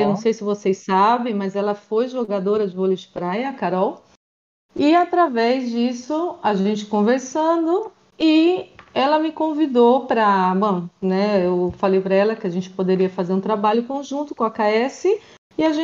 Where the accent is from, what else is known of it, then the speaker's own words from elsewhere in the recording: Maringá, Paraná, Brazil; moved away as an adult; now in Spain; eu sou do Brasil, eu sou do Paraná, na cidade de Maringá.